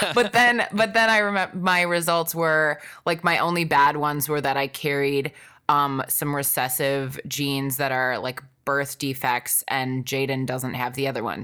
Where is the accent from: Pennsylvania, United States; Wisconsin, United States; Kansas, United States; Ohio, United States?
Wisconsin, United States; I grew up in Wisconsin